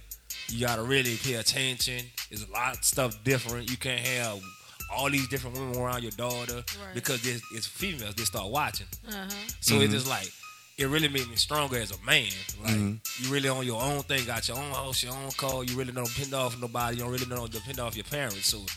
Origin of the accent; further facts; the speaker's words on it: New Orleans, Louisiana, United States; I'm from the West Bank. I bred it. It's tatted on me.